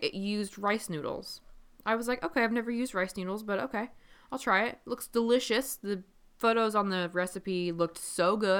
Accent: Midwest, United States; I'm from the Midwest.

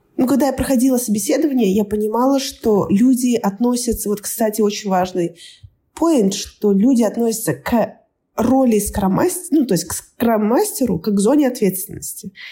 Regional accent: Kazakhstan; moved away as an adult; now in Australia; я из Казахстана

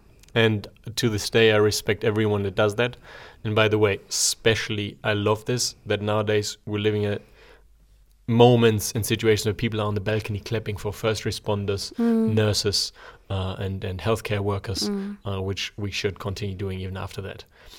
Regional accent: Germany; now in Zurich, Switzerland; I grew up in Germany

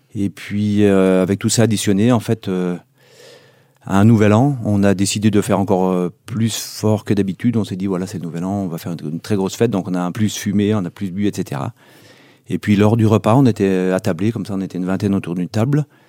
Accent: Megève, Auvergne-Rhône-Alpes, France; chez nous à Megève

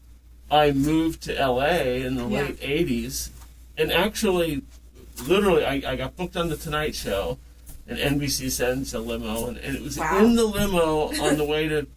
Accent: San Francisco, California, United States; moved away as an adult; also born or lived in Washington, D.C.; now in Ohio, United States; I grew up in San Francisco

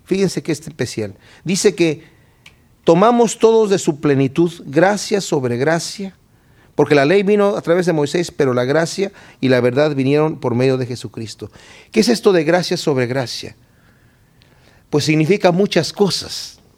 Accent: Querétaro, Mexico; moved away; Estuve allá en mi ciudad, Querétaro, en México

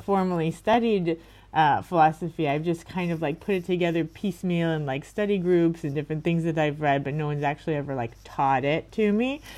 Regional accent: Miami, Florida, United States; I'm from Miami, like I said, and I just went to the schools in my area

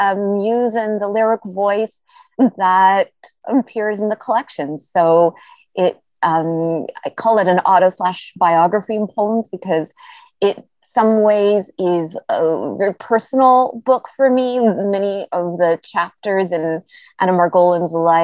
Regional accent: Toronto, Ontario, Canada; also born or lived in Montreal / Vancouver / Tel Aviv, Israel; I was born and raised in Toronto, but I've also lived in Montreal and in Vancouver and in Tel Aviv, Israel

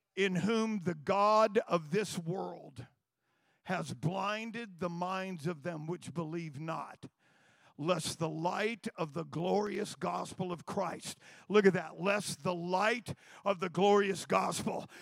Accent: Turlock, California, United States; there was a church on Tur- in Turlock

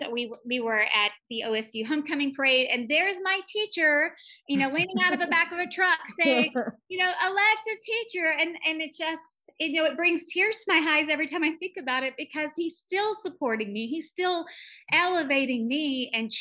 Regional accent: Broken Bow, Oklahoma, United States; growing up in Broken Bow, Oklahoma

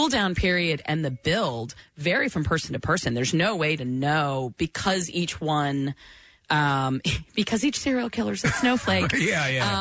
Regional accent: Florida, United States; I grew up in Florida

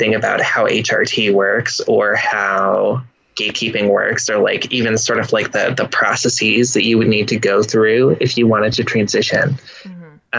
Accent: Midwest, United States; I grew up in the Midwest, in a college town

